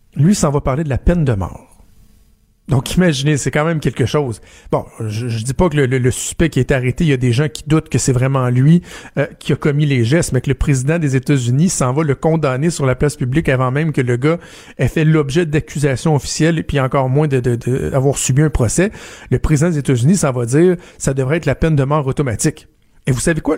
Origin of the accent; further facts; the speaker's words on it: Quebec City, Quebec, Canada; chez nous à Québec